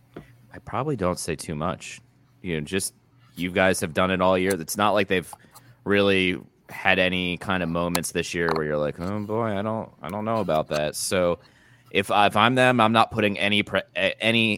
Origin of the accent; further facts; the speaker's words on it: Philadelphia, Pennsylvania, United States; moved away as an adult; I grew up in Philly until you know this year